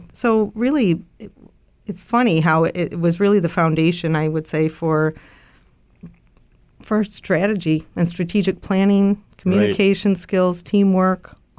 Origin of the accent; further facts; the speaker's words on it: Chicago, Illinois, United States; I grew up on the South Side of Chicago.